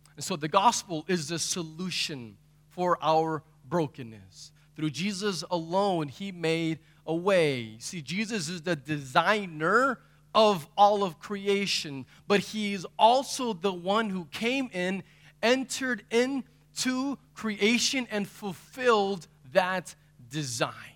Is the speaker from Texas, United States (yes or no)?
yes; Texas, United States; I'm from Texas